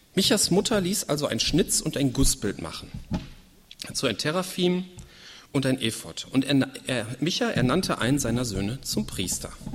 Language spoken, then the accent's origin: German; Germany; also born or lived in Leichlingen; hier bei uns in Deutschland